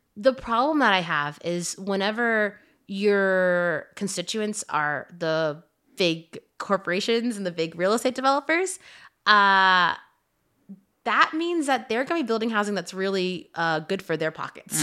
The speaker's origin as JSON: {"language": "English", "region": "Louisiana", "country": "United States", "tie": "born or raised there", "also_born_or_lived": "San Francisco", "moved": "yes", "said": "growing up in Louisiana"}